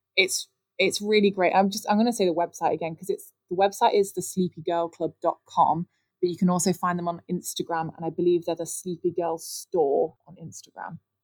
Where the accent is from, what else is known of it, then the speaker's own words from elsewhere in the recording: Nottingham, East Midlands, United Kingdom; accent: Midlands; Nottingham, which, if anyone can't tell from my Midlands accent, that is where I'm from